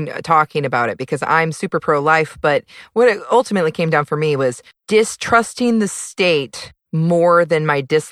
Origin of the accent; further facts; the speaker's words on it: Seattle, Washington, United States; I'm from the Seattle area, so it's rainy all the time. We're used to it